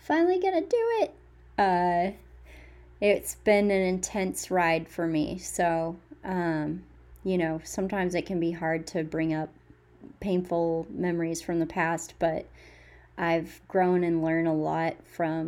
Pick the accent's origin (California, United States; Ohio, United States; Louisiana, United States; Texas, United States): Texas, United States; Fort Worth; moved away as an adult; also born or lived in Boston / Austin, Texas; now in New Hampshire, United States; I grew up in Fort Worth, Texas